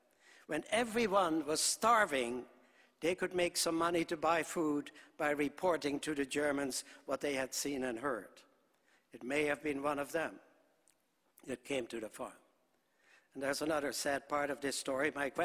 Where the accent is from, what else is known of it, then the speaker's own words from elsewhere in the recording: Netherlands; born there; I was born in Holland shortly after the war started. Our country was occupied.